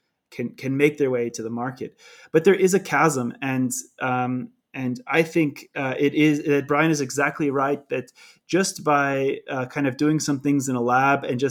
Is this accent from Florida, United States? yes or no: no; California, United States; accent: California; moved away; I struggle between my California accent and my speaking in a German speaking country